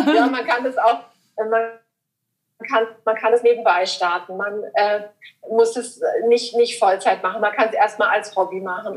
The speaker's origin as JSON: {"language": "German", "town": "Überlingen", "region": "Baden-Württemberg", "country": "Germany", "said": "meine Heimat in, in Überlingen"}